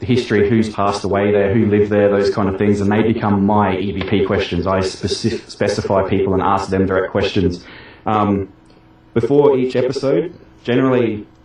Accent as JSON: {"language": "English", "country": "Australia", "said": "my home state"}